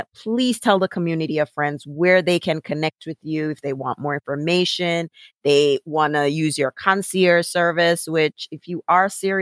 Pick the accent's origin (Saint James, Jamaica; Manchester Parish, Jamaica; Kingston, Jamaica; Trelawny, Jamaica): Saint James, Jamaica; Montego Bay; I'm from Montego Bay